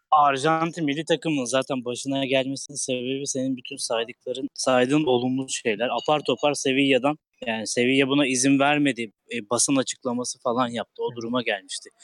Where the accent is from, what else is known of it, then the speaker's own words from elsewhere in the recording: Istanbul, Turkey; ben Kasımpaşalı olarak